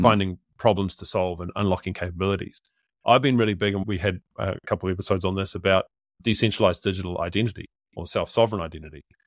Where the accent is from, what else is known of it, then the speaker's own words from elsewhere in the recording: New Zealand; I'm a Kiwi